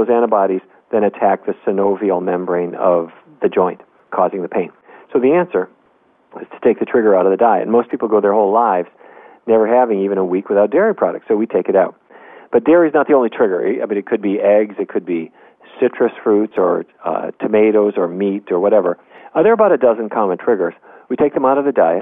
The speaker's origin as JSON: {"language": "English", "region": "North Dakota", "country": "United States", "tie": "born or raised there", "said": "When I was a kid growing up in North Dakota, we didn't eat anything"}